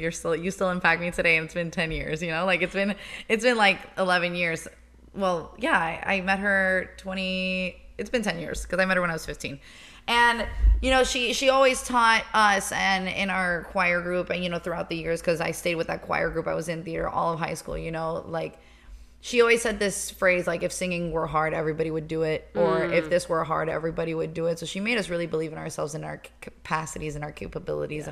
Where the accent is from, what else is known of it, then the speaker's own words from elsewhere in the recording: Miami, Florida, United States; I grew up in Miami. I was born and raised.